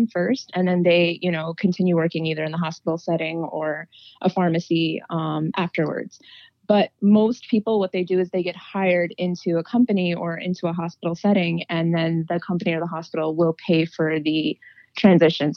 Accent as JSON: {"language": "English", "town": "New York City", "region": "New York", "country": "United States", "tie": "born or raised there", "said": "I was born and raised in Queens, in New York"}